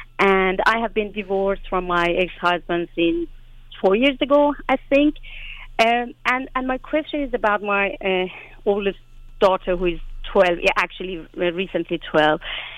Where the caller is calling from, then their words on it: Sweden; I'm calling you from Sweden.